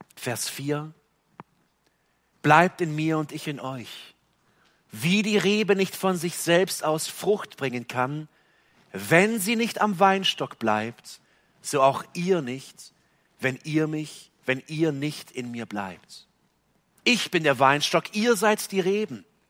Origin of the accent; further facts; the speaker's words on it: Germany; hier bei uns in Deutschland